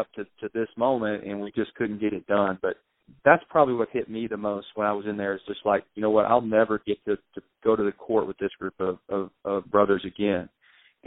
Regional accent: Arkansas, United States; I'm from Arkansas

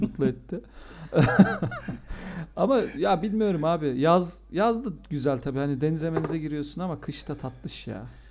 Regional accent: Antakya, Hatay, Turkey; also born or lived in Adana; now in Ankara, Turkey; Ben şimdi, e, Antakya'da büyüdüm. E, Adanalıyım

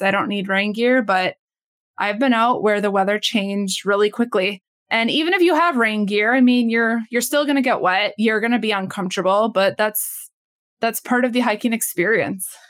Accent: Minnesota, United States; I was born and raised in Minnesota

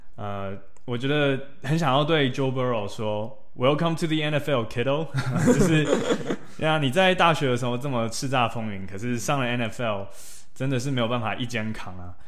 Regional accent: Taiwan; moved away; 我们台湾人到了美国，我们同样也是少数族裔

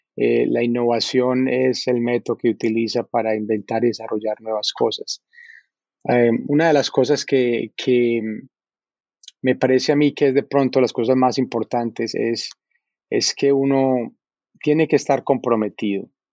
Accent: Medellín, Antioquia, Colombia; moved away as an adult; also born or lived in New York; now in United States; yo nací en, en Medellín, eh, soy colombiano

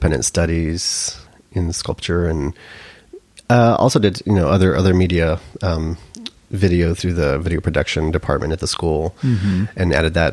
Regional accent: El Paso, Texas, United States; also born or lived in Sherman, Texas; I was born and raised in El Paso.

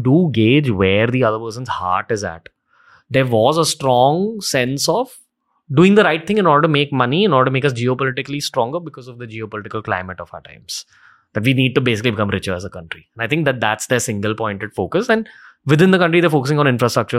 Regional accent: India; a Hindu young entrepreneur born into upper middle class India

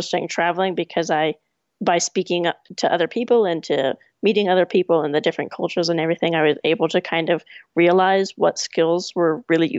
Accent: California, United States; also born or lived in England; now in Ireland; I'm from California

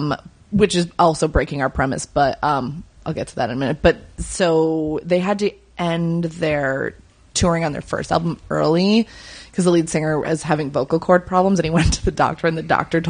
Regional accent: Upstate New York, United States; growing up in Upstate

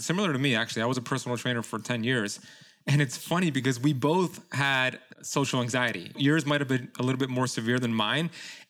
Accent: Miami, Florida, United States; He played for the Miami Dolphins, which I'm from Miami, so I remember him very.

